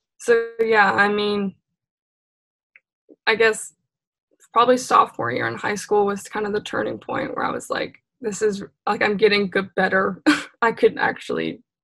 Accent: Maine, United States; growing up in Maine

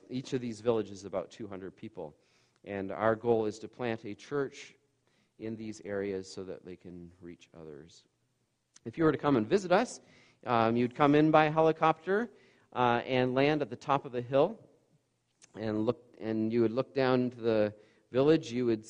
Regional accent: Bancroft, Ontario, Canada; I grew up in Bancroft. We have 4,000 people there, and a bit of a culture shock just in that area alone

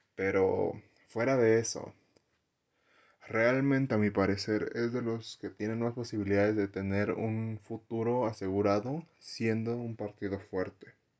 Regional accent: Saltillo, Coahuila, Mexico; En el lugar donde yo vengo, Saltillo

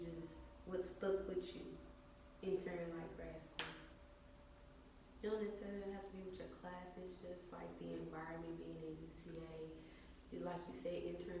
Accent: Little Rock, Arkansas, United States; I'm from Little Rock

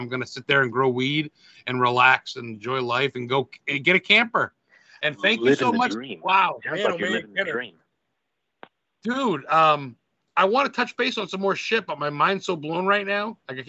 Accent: Lisbon, Maine, United States; from fucking elementary school to senior in high school in Lisbon High, where Stephen King went to high school.

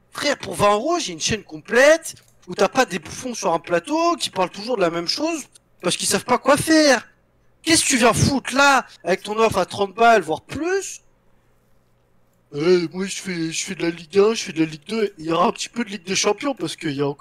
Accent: France; On est des putains de pigeons, on est cons, on est français, mais on est fiers.

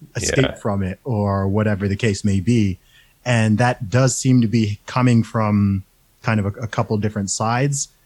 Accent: Saudi Arabia; now in United Kingdom; I grew up in Saudi Arabia

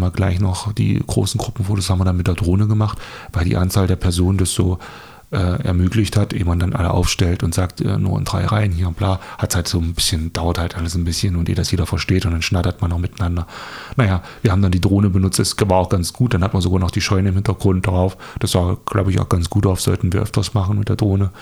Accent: Dessau, Saxony-Anhalt, Germany; wie kommen wir hier aus Dessau, Sachsen-Anhalt? ähm, bei uns ist ja flach

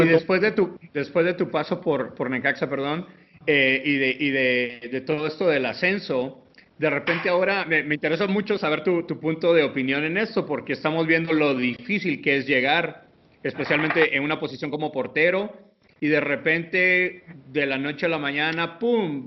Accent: Guatemala; que soy guatemalteco

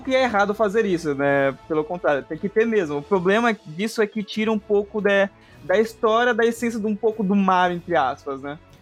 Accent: Brazil; eu, como um, um brasileiro

